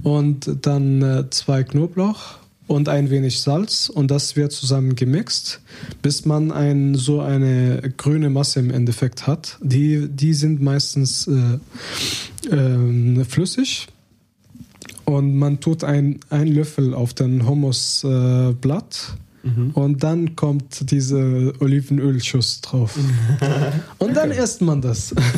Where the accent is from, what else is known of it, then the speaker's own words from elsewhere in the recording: Hebron, West Bank, Palestine; German is a second language; now in Germany; wir haben eine alte Tradition in, in meiner mein Heimatstadt äh, Hebron